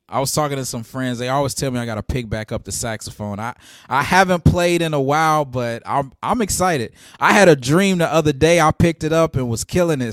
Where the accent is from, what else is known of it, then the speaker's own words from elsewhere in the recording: Nashville, Tennessee, United States; moved away as an adult; also born or lived in Gary, Indiana; now in Bronx, New York, United States; I was raised in Nashville, Tennessee